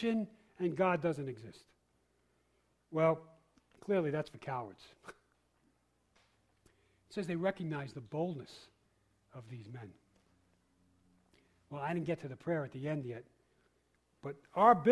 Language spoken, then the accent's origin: English; New York City, New York, United States; also born or lived in Harlem, New York; now in Boston, United States; I was born in Harlem and raised in the Bronx